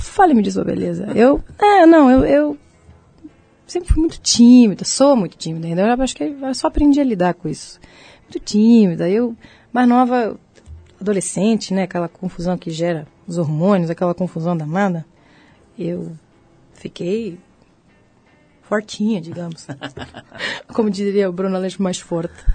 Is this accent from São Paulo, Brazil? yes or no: yes; Cantareira, São Paulo, Brazil; moved away as an adult; also born or lived in United States; a casa da cantareira onde eu nasci